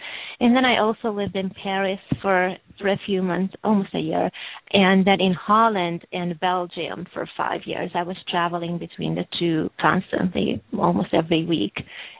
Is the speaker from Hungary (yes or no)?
yes; Hungary; English is a second language; also born or lived in Romania; now in Los Angeles, United States; So I was born in Hungary and really born and raised both in Hungary and Romania. And as I was growing up, I lived all over Europe, so basically in six other countries before I moved to Los Angeles